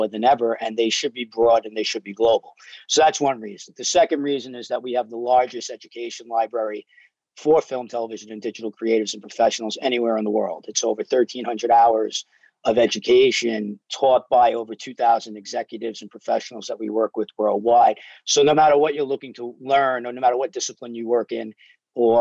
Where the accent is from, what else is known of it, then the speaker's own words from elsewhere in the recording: New York City, New York, United States; now in Los Angeles, United States; I grew up in New York like you did, Brooklyn and Staten Island